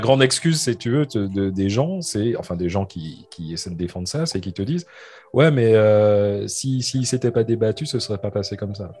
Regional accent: France; now in United Kingdom; en tant que Français

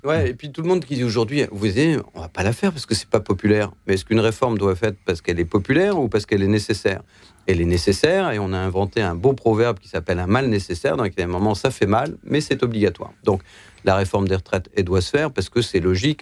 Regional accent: Lower Normandy, France; moi, je suis né en Basse-Normandie. Quand je vois ce qu'était ma ville

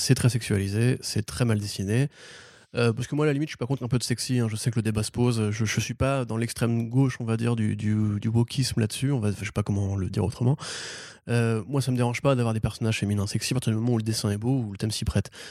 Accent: France; je suis un bon français

